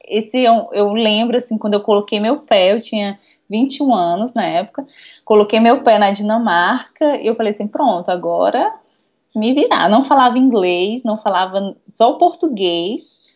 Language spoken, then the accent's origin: Portuguese; Fortaleza, Ceará, Brazil; moved away as an adult; also born or lived in Denmark; now in Stockholm, Sweden; que venho de Fortaleza, Nordeste, que não existe inverno